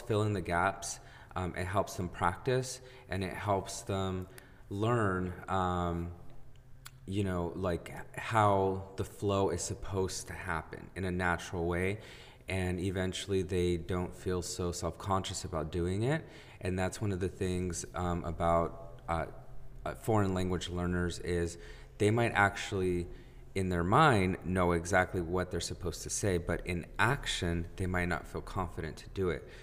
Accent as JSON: {"language": "English", "country": "United States", "first_language": "Spanish", "second_language": "English"}